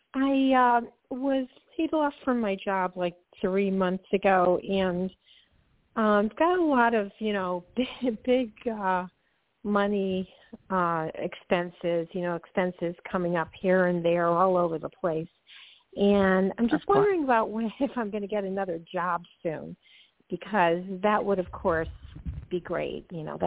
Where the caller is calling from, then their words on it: Georgia, United States; calling from Georgia.